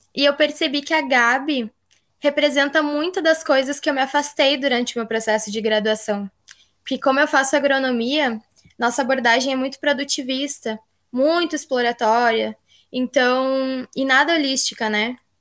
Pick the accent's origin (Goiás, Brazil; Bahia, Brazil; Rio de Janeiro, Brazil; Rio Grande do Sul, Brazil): Rio Grande do Sul, Brazil; also born or lived in Tocantins; Eu sou nascida no Tocantins e moro desde nova aqui no Rio Grande do Sul